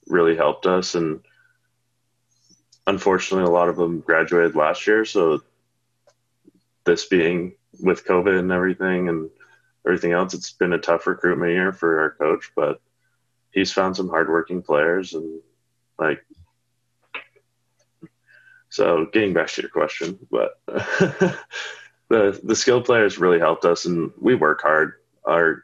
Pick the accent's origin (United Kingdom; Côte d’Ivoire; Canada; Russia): Canada; Calgary, Alberta; moved away as an adult; now in Oregon, United States; my hometown Calgary has a WHL team